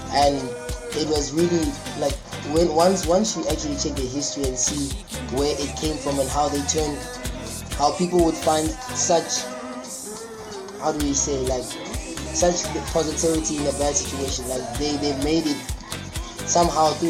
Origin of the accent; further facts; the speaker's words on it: South Africa; now in Wuhan, China; Um, I'm from South Africa. I study in Wuhan, study finance. I'm a second year, 23 years old.